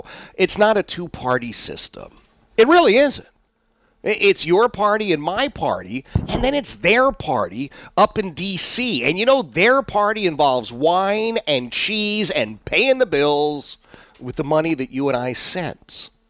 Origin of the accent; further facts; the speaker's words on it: Philadelphia, Pennsylvania, United States; I lived next to Mr. and Mrs. Barg when I grew up in Oxford Circle, section of Philadelphia.